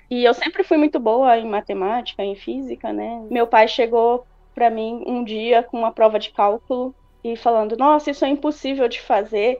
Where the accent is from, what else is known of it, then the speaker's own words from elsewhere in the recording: São Mateus, Espírito Santo, Brazil; accent: a bit Bahian, a bit Mineiro; moved away as an adult; Eu sou do Espírito Santo, sou de uma cidade chamada São Mateus, no norte do Espírito Santo, um pouco próximo da Bahia